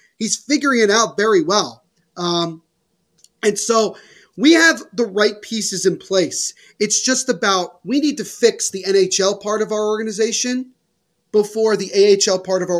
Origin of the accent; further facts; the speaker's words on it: New Jersey, United States; I'm from Jersey.